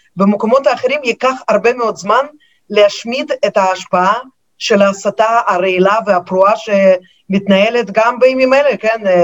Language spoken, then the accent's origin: Hebrew; Moscow, Russia; now in Israel; אני עיתונאית אה, ממוסקבה, שם נולדתי, אני כמובן דוברת את השפה